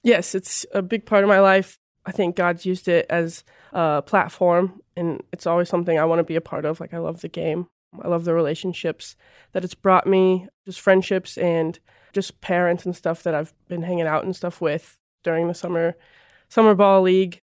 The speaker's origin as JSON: {"language": "English", "region": "North Missouri", "country": "United States", "tie": "born or raised there", "said": "I grew up in a really small town in North Missouri"}